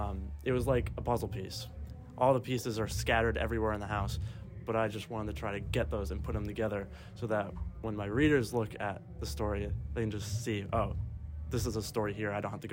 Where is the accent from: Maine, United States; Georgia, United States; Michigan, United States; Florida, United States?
Maine, United States; born or raised there